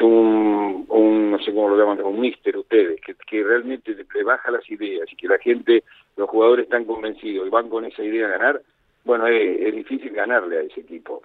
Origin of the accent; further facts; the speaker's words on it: Argentina; como argentino